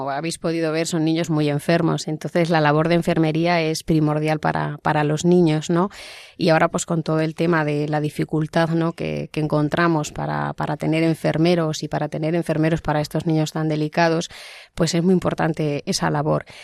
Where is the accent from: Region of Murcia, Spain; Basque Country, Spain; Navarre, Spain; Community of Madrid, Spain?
Region of Murcia, Spain; Cartagena; yo soy de Cartagena y estudié allí con las hermanas.